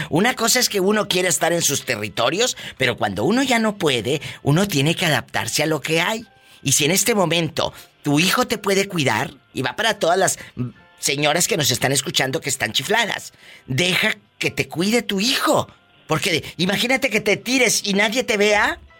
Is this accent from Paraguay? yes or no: no; Matamoros, Tamaulipas, Mexico; moved away; allá en mi tierra, en Matamoros